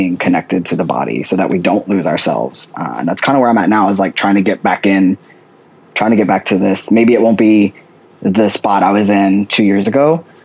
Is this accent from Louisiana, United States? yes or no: yes; just outside of New Orleans, Louisiana, United States; also born or lived in Washington State; I grew up in Louisiana, just outside of New Orleans